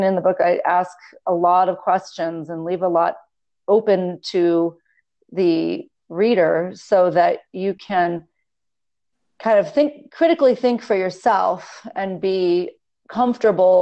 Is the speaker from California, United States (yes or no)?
yes; Los Angeles, California, United States; now in Las Vegas, United States; I grew up in Los Angeles on the beach